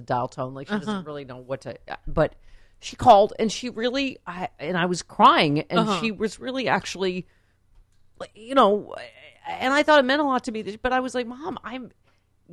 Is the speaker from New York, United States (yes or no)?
yes; Lockport, New York, United States; moved away; also born or lived in Buffalo, New York; I grew up in Lackport, New York